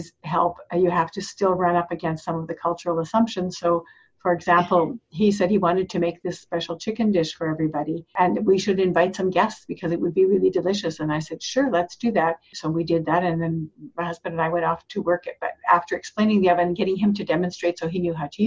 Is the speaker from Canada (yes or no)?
yes; Canada; being Canadian